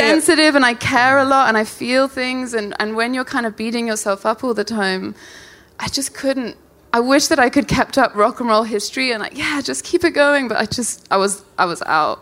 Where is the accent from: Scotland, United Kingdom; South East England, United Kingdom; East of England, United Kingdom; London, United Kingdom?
London, United Kingdom; from South London